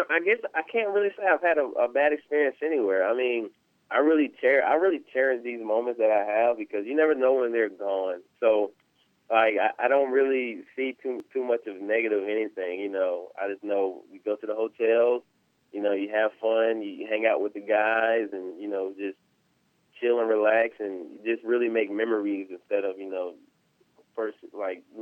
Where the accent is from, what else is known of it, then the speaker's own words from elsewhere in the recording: South Carolina, United States; me and Trap, we're we're really great friends, and we're both from the South Carolina area.